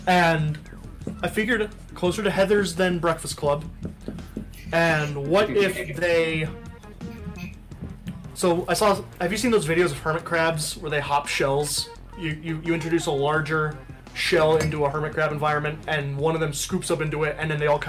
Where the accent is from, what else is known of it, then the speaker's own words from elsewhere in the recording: Midwest, United States; I grew up in the Midwest.